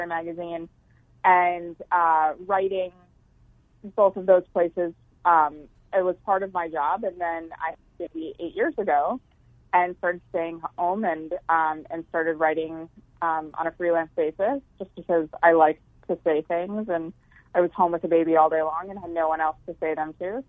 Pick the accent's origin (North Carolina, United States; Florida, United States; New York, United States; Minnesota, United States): New York, United States; Long Island and upstate; I grew up on Long Island and upstate New York